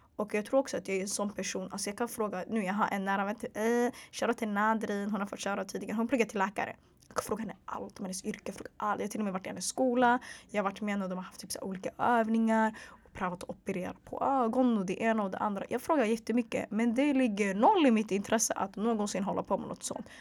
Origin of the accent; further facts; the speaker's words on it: Stockholm, Stockholm County, Sweden; also born or lived in Hagsätra / Bredäng; Så jag är född och uppvuxen i Sverige, född och uppvuxen i Stockholms södra förorter